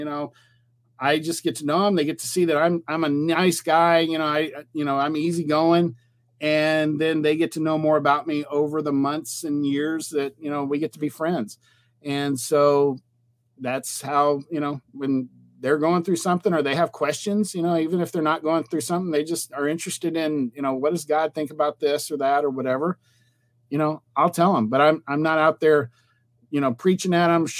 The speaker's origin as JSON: {"language": "English", "region": "Texas", "country": "United States", "said": "I'm from Texas"}